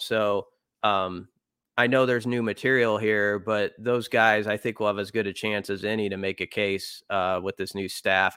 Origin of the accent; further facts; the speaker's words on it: Omaha, Nebraska, United States; I grew up in Omaha.